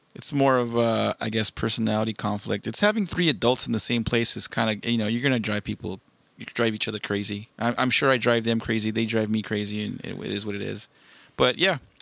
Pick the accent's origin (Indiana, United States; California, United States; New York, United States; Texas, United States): California, United States; Southern; born and raised in SoCal